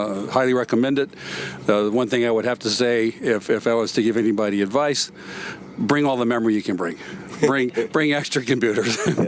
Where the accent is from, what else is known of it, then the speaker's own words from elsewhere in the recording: Los Angeles, California, United States; from Los Angeles.